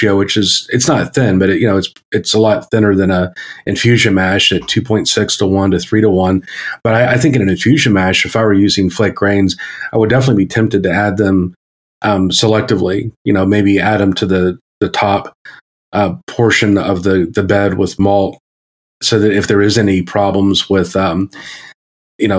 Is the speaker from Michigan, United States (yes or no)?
no; Maryland, United States; So I grew up in Maryland, as I became a human in Maryland.